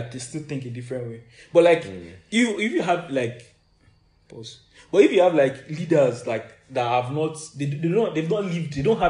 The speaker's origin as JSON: {"language": "English", "country": "Nigeria"}